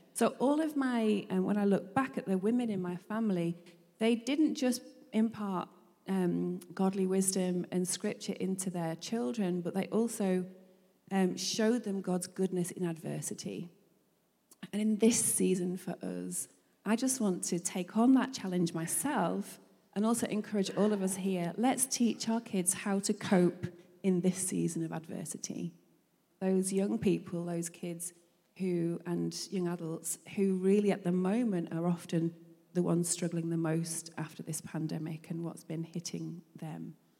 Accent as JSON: {"language": "English", "town": "Manchester", "region": "North West England", "country": "United Kingdom", "tie": "born or raised there", "said": "we grew up in Manchester in England"}